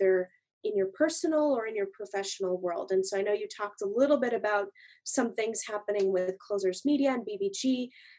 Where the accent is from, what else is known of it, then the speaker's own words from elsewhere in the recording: Montreal, Quebec, Canada; I grew up in Montreal